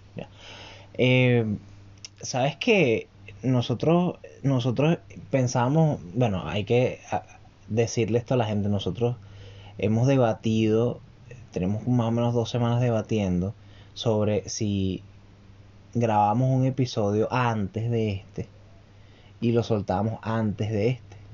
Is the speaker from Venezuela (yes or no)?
yes; Venezuela; now in Santiago, Chile; nosotros como venezolanos